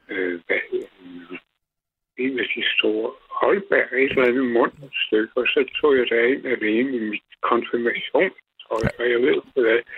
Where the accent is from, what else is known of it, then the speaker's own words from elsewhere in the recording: Gladsaxe, Capital Region of Denmark, Denmark; da jeg gik i skole ude i Gladsaxe for mange år siden